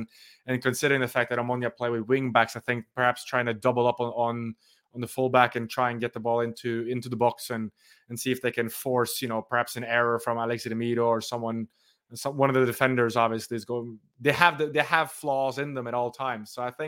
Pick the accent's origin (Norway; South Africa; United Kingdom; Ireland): Norway; considering I'm from Norway, I had to have the Norway shirt